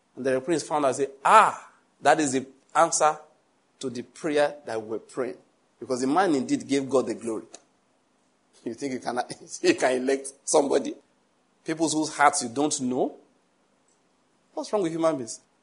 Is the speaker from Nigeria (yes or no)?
yes; Western Nigeria, Nigeria; I'm from Western Nigeria. I was there